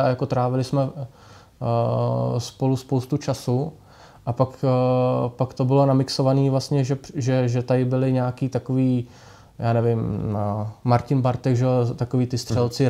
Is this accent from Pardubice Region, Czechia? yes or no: yes; Pardubice, Pardubice Region, Czechia; hodně kluků, co jsme byli tady z Pardubic